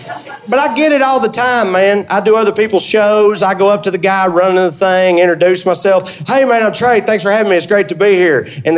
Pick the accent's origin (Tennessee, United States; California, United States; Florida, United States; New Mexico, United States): Tennessee, United States; accent: Tennessee; now in Burbank, United States